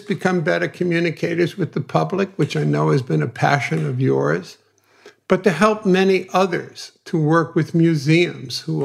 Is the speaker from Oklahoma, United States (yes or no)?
no; New York City, New York, United States; Growing up in Brooklyn, you needed street creds